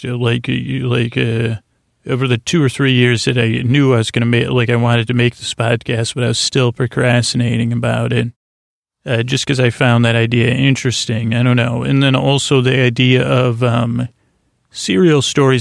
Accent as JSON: {"language": "English", "town": "Syracuse", "region": "New York", "country": "United States", "said": "I'm from Syracuse"}